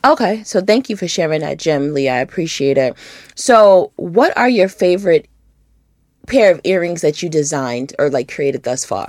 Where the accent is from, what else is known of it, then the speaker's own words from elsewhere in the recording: Rochester, New York, United States; now in Atlanta, United States; I'm from Rochester originally, and it gets really cold